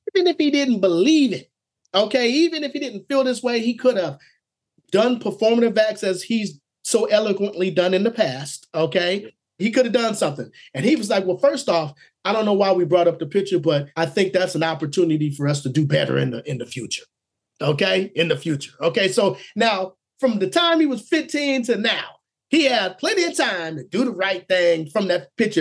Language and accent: English; Oklahoma, United States; I was born in Oklahoma